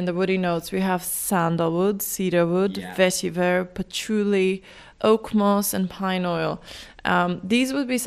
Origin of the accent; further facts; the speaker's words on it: North Macedonia; now in Dublin, Ireland; I'm from Macedonia